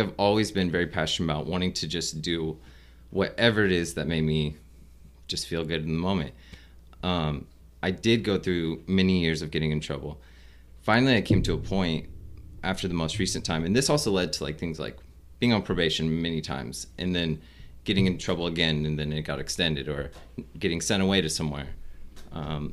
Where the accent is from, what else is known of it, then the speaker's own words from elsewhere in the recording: Fremont, Nebraska, United States; also born or lived in Omaha, Nebraska; I grew up in Fremont. So I was born in Omaha, and I grew up in Fremont